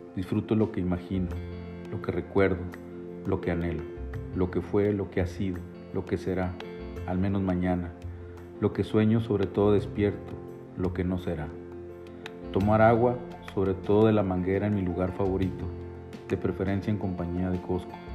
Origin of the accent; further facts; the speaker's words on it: Chihuahua, Mexico; mi tierra, Chihuahua